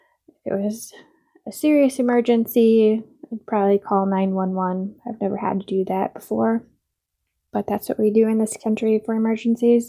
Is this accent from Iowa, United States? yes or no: yes; Iowa, United States; also born or lived in Des Moines, Iowa; I was born and raised in Iowa